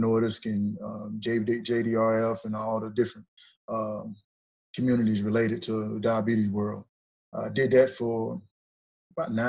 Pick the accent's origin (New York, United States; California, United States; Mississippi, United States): Mississippi, United States; Ripley; moved away as an adult; also born or lived in Auburn, Alabama; I'm originally from North Mississippi. Played at Ripley High School, Ripley Tigers.